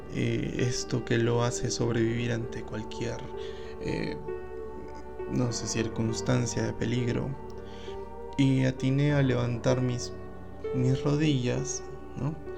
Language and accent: Spanish; Arequipa, Peru; queda en la ciudad de Arequipa y se conoce como Socabaya. Eh, bueno, este distrito es bien grande y yo vivía en la parte de San Martín de Socabaya